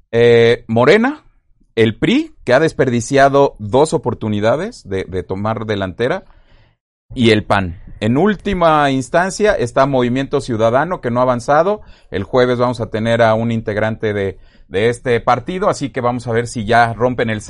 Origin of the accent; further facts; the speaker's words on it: Mexico City, Mexico; Perdón, es que como soy, tú, Ale. Soy, chilango